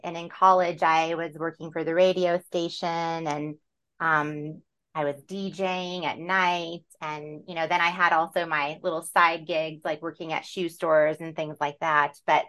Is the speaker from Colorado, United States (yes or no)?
yes; San Luis Valley, Colorado, United States; also born or lived in New York City; I grew up in Colorado in the southern part in a beautiful, vast alpine desert valley called the San Luis Valley. And from there, I went to school in Fort Collins at Colorado State.